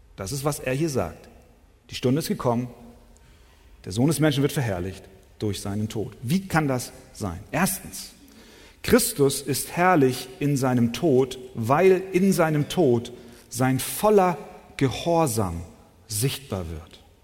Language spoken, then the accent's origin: German; Hamburg, Germany; ich bin eher ein Stadtmensch, in den Straßenschluchten Hamburgs groß geworden